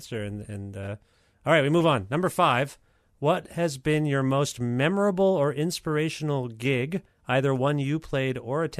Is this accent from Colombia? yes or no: no; Canada; also born or lived in Guelph, Ontario; I'm Canadian.